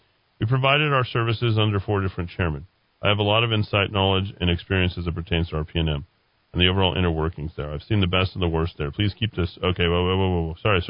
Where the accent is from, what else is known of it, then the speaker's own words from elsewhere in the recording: Colorado, United States; also born or lived in Costa Rica; now in Placitas, United States; I grew up in Colorado and 67-year-old guy. My wife and son and I lived in Costa Rica for 13 years. It was finally time to head back to the States and decided on Placidas.